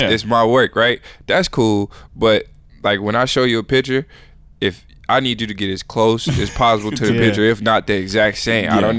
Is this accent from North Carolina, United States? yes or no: no; St. Louis, Missouri, United States; moved away; I'm from St. Louis.